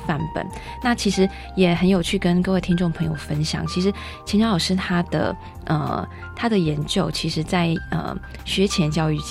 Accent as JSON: {"language": "Chinese", "country": "Taiwan", "said": "然后可能跟我们台湾人相处比较久，也是很阿萨里"}